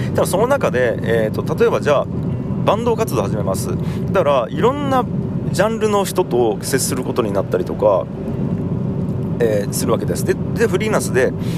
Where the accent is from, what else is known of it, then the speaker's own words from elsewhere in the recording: Tagawa, Fukuoka, Japan; もともと田川という町で生まれ育ちました